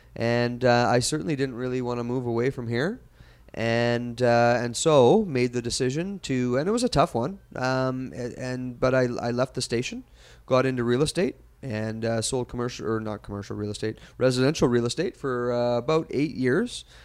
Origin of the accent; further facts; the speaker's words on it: Kelowna, British Columbia, Canada; as a kid born and raised in Kelowna